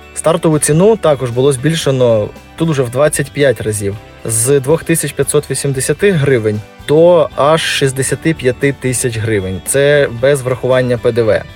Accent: Kovel, Volyn Oblast, Ukraine; Ковель, тобто наше рідне місто

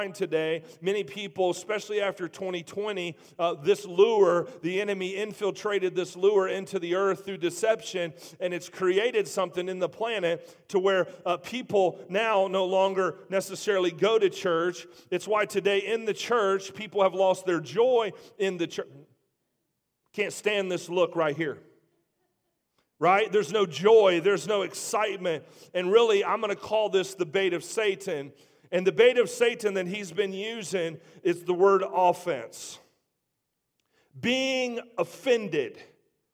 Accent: Trotwood, Ohio, United States; I grew up in Trotwood

